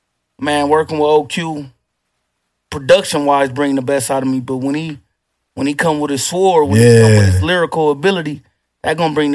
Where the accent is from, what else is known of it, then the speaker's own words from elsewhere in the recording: Houston, Texas, United States; That's a fact. I'm a Houstonian.